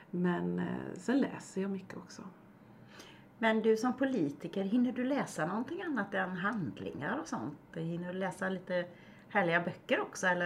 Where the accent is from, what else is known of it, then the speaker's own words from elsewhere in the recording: Kalmar County, Sweden; jag är bondebarn från Öland